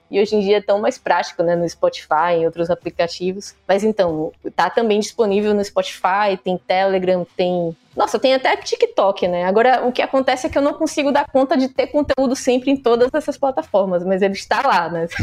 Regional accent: Northeast Region, Brazil; accent: nordestina; um dos primeiros comentários que saiu nesse vídeo foi criticando a minha voz e o meu sotaque de nordestina.

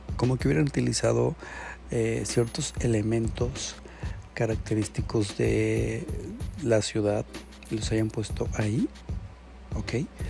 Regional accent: Mexico; Nosotros como mexicanos

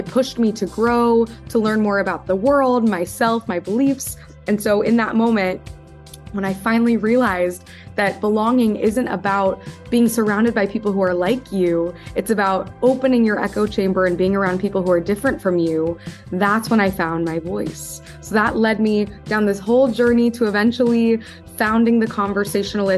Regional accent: Midwest, United States; moved away as an adult; also born or lived in East Coast; born in the Midwest, and my whole story really starts when I was growing up in an environment where I was very different from my peers

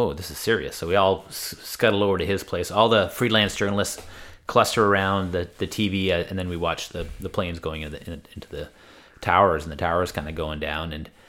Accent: Canada; And we were saying, hey, we're from Canada.

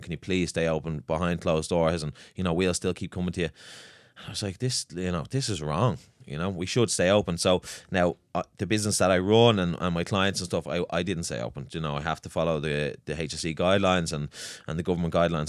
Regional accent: Swords, Leinster, Ireland; I'm from Swords.

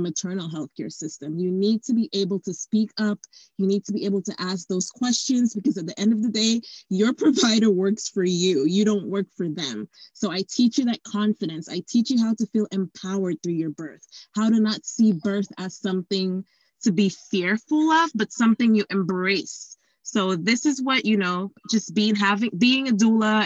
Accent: Dominica; moved away; also born or lived in Florida; I am from a tiny island called Dominica in the Eastern Caribbean

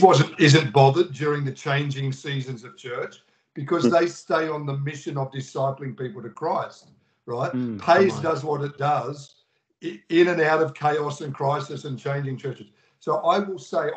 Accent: Australia; in Australia, we were the lockdown nation

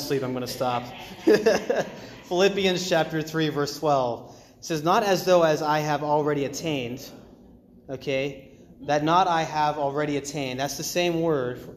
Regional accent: Maine, United States; I grew up like 20 minutes from the ocean. It was in Maine

